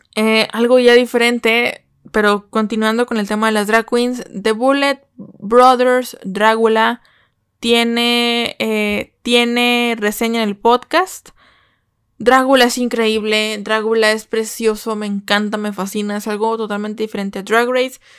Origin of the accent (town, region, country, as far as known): Mexico